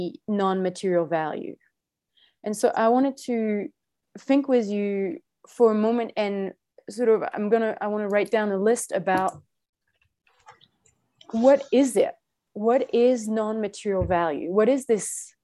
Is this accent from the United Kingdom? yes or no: no; France; I'm French, or I was born in France.